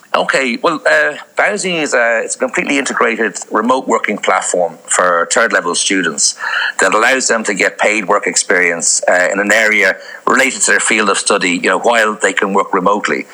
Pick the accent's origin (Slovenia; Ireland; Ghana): Ireland; Dublin, Leinster; moved away as an adult; also born or lived in Amsterdam / Indonesia / Iran; now in Croatia; I'm originally from Dublin and I studied in uh, uh, UCD there